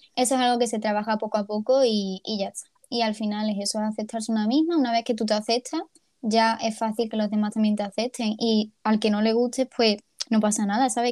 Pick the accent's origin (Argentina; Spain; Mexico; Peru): Spain; Ceuta; now in Málaga, Spain; soy de Ceuta